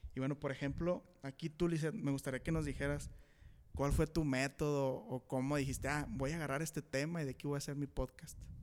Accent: Saltillo, Coahuila, Mexico; Somos de aquí de Saltillo, Coahuila

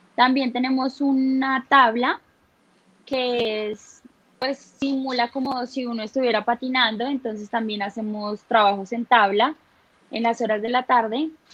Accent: Bogotá, Colombia; yo soy de acá de Bogotá

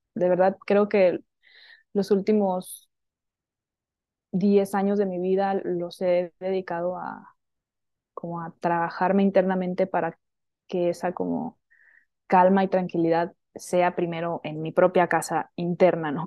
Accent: Hermosillo, Sonora, Mexico; moved away as an adult; now in Mexico City, Mexico; yo soy de Sonora, ¿no? Mm, nací en Sonora, en el norte de México, en Hermosillo

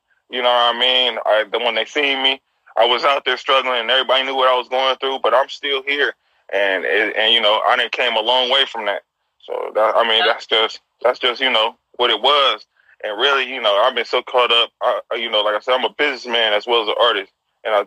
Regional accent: San Francisco, California, United States; I'm from the city. I'm from the Point, man. Yeah, okay. I'm Hunters Point. I'm a Hunters Point baby

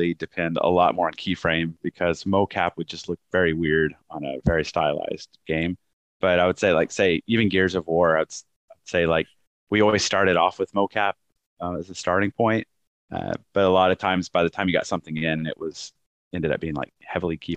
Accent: Texas, United States; moved away as an adult; also born or lived in Dallas / North Carolina; I was leaving my home state of Texas, moving to North Carolina

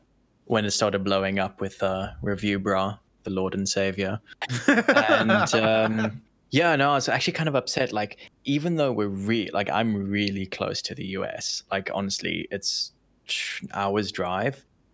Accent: Canada; as a Canadian

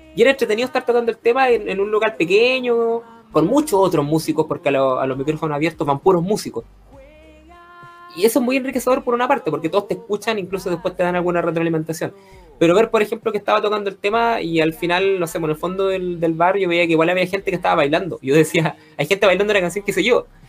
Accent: Chile; los, chilenos que escuchamos o que hemos escuchado radio

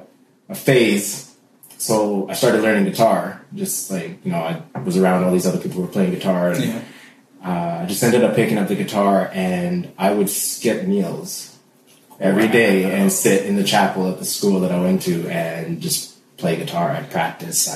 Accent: Ontario, Canada; also born or lived in Trinidad; I'm from Trinidad. Mm-hmm. Grew up in Ontario

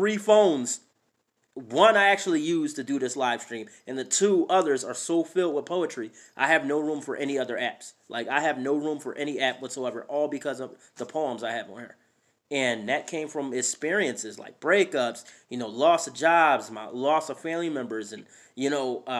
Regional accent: Philadelphia, Pennsylvania, United States; moved away as an adult; also born or lived in New Jersey / New York; now in Idaho, United States; I was born and raised in Philadelphia my entire life

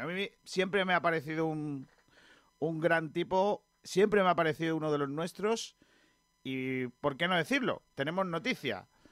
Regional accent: Benagalbón, Andalusia, Spain; ese es mi pueblo

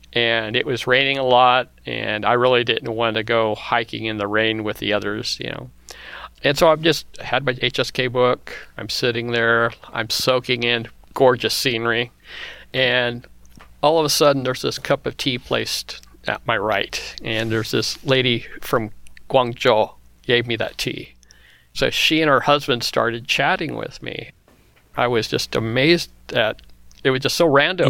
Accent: Kansas, United States; I was growing up in the Midwest in Kansas

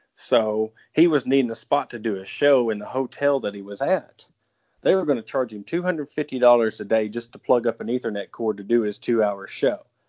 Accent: South Carolina, United States; I'm being from South Carolina

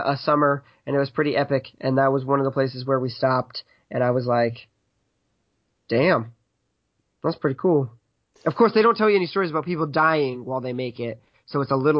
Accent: United States; growing up in America

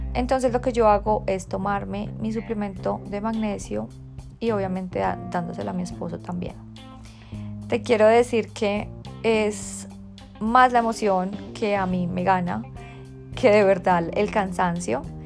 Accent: Bogotá, Colombia; moved away; desde Bogotá, mi tierra natal

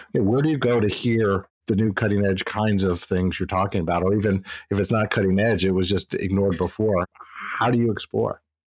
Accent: Midwest, United States; moved away as an adult; now in East Coast, United States; I'm from the Midwest so I've chosen to live on the east coast most of my adult life

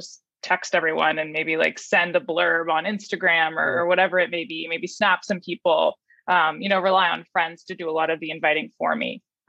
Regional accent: Palo Alto, California, United States; moved away as an adult; now in New York, United States; I grew up in Palo Alto

